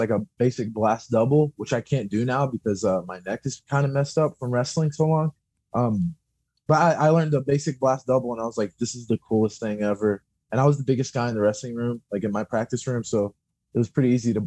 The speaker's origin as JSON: {"language": "English", "town": "Louisville", "region": "Kentucky", "country": "United States", "tie": "born or raised there", "said": "I'm from Louisville, which is about an hour and a half away from where I'm currently"}